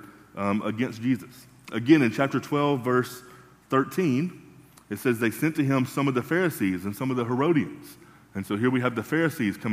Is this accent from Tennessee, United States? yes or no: yes; Tennessee, United States; now in Kentucky, United States; growing up in Tennessee